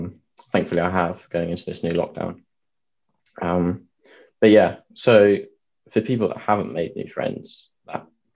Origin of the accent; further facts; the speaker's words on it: Suffolk, East of England, United Kingdom; moved away as an adult; now in Bath, United Kingdom; I come from Suffolk, if people know where that is, not too far away from Cambridge